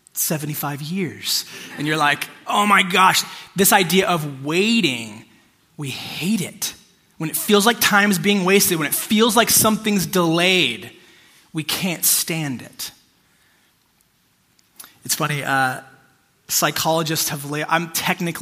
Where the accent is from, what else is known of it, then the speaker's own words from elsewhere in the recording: United States; I'm an American